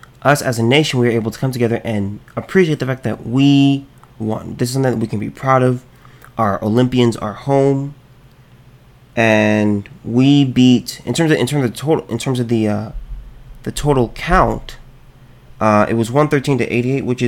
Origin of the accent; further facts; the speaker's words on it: United States; being an American